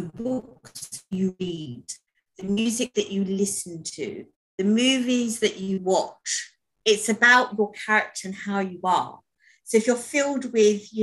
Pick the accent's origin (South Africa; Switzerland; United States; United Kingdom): United Kingdom; London; raised in London. Basically, I'm British.